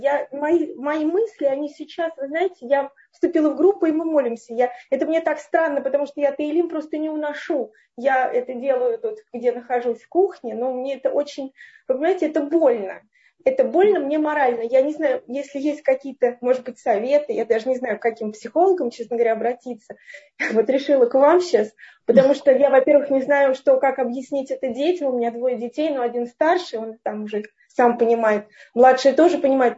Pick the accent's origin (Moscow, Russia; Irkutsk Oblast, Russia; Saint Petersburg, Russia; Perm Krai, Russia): Moscow, Russia; Я вообще из Москвы